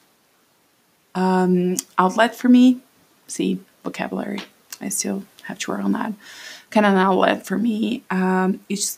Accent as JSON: {"language": "English", "country": "Brazil", "tie": "born or raised there", "first_language": "Portuguese", "second_language": "English", "moved": "as an adult", "lives_now": "United States", "said": "I'm Brazilian. I was born and raised there."}